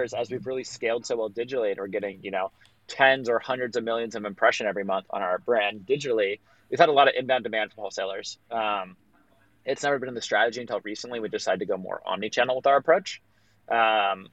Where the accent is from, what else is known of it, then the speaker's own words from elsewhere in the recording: Los Angeles, California, United States; I grew up in Los Angeles, and I have a very strong community here